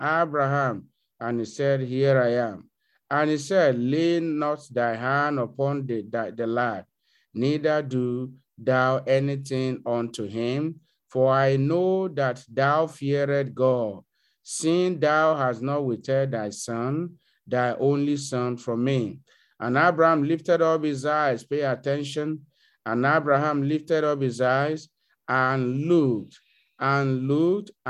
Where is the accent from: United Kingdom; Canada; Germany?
Canada; I'm a Canadian